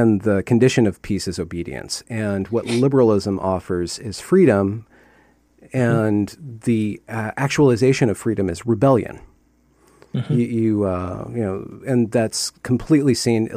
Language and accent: English; United States; as a American and a liberal